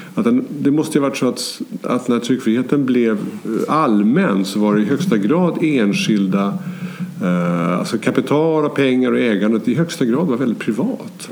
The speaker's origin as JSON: {"language": "Swedish", "country": "Sweden", "said": "jag är svensk och bor i det här landet"}